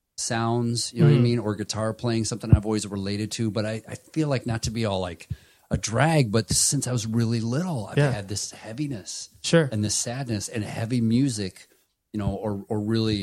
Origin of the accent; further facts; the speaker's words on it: Toledo, Ohio, United States; Toledo, Ohio. Yes. Good memory.